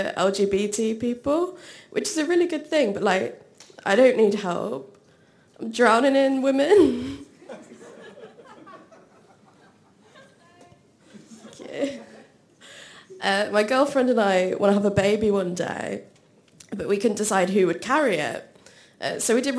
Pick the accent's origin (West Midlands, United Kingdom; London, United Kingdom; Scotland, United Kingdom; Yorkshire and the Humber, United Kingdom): West Midlands, United Kingdom; Shropshire; I'm from Shropshire.